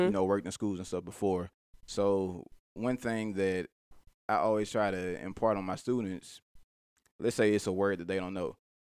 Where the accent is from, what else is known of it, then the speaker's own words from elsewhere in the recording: Mobile, Alabama, United States; now in Birmingham, United States; me being from Mobile